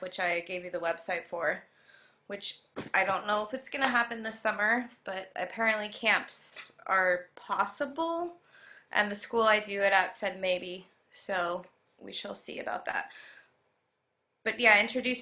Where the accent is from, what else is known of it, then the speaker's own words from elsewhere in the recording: Denver, Colorado, United States; moved away as an adult; also born or lived in Michigan / Boulder, Colorado / Connecticut; now in San Francisco Bay Area, United States; I was born in Michigan, and that's where all my family is from. My dad got a job in Colorado, and we moved there when I was 5 to Denver. And I grew up there